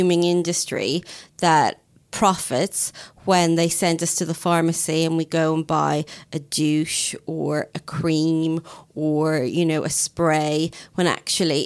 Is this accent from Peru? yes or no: no; Ireland; now in United Kingdom; being Irish